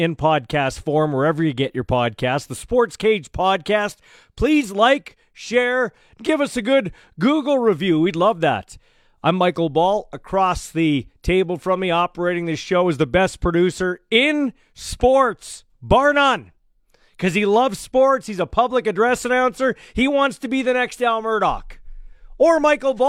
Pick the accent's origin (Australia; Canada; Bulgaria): Canada; I'm Canadian